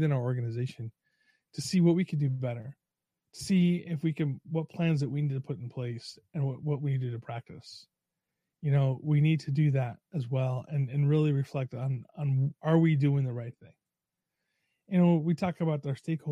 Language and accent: English; New York, United States; moved away; also born or lived in Long Island; I'm from New York originally, lived on Long Island and upstate.